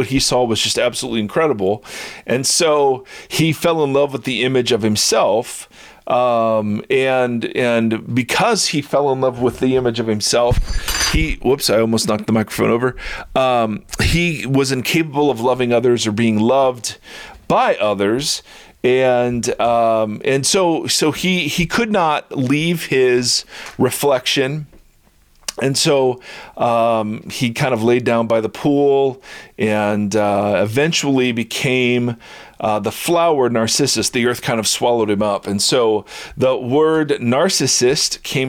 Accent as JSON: {"language": "English", "region": "Midwest", "country": "United States", "also_born_or_lived": "Columbus, Ohio", "said": "I am a Midwesterner"}